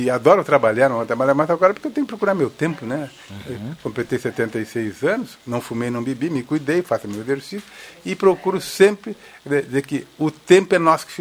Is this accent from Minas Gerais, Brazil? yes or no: no; Rio Pardo, Rio Grande do Sul, Brazil; meus amigos de Rio Pardo, que eu sou de Rio Pardo, e, e uns ex-alunos também